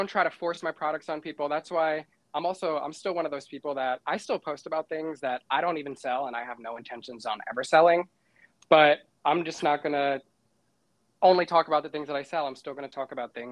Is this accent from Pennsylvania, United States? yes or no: no; New York, United States; I'm from New York